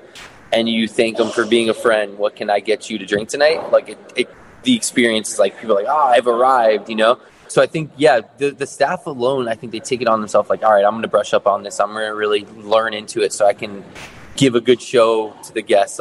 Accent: South Florida, United States; now in Chicago, United States; I'm originally from South Florida, but I moved to Chicago in 2005

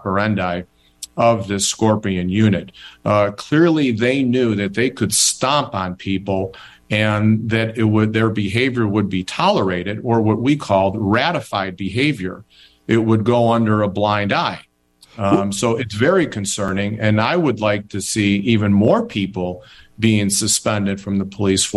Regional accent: Chicago, Illinois, United States; I am a Chicago guy. You bet. I grew up in Chicago, went to school in Chicago.

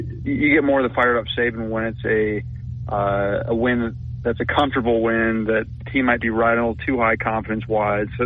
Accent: Minnesota, United States; moved away as an adult; now in Tuscaloosa, United States; I'm from Minnesota, so when you talk about weather, uh, we know cold weather

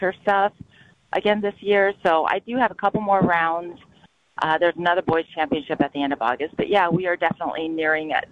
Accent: Wisconsin, United States; I said, Wisconsin.

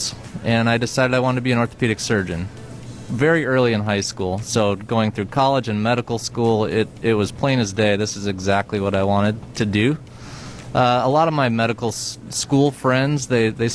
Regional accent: Rhinelander, Wisconsin, United States; I was born and raised in Rhinelander, Wisconsin

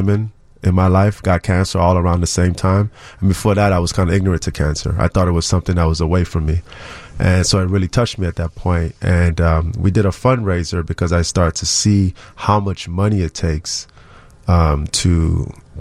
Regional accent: Chicago, Illinois, United States; growing up in Uptown, Wilson and Broadway

